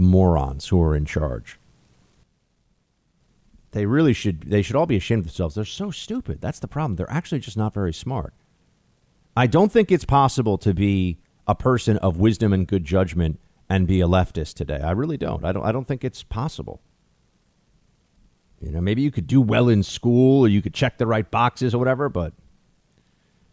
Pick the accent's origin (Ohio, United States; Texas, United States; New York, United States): New York, United States; New York City; my hometown that I've paid exorbitant taxes in for decades now and that I've lived in pretty much my entire adult life.